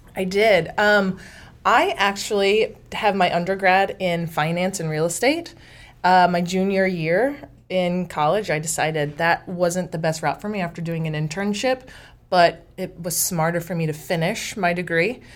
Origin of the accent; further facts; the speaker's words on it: Dexter, Missouri, United States; also born or lived in Houston, Texas / Corpus Christi, Texas / Amarillo, Texas; now in Washington, Missouri, United States; I'm from a small town in the Boot Heel, Missouri called Dexter, Missouri.